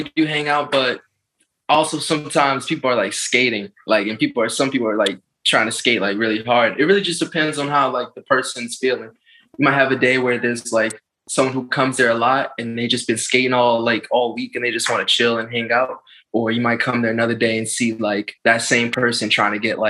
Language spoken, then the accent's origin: English; Baltimore, Maryland, United States; now in Washington, D.C., United States; I'm originally from Baltimore, Maryland. I live in D.C., though